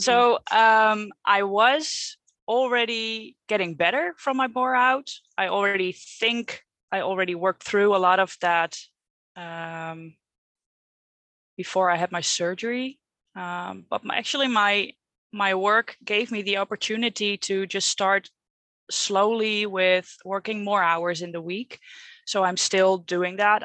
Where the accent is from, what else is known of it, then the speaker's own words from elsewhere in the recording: Netherlands; English is a second language; I'm not English, maybe you can hear that, but I'm Dutch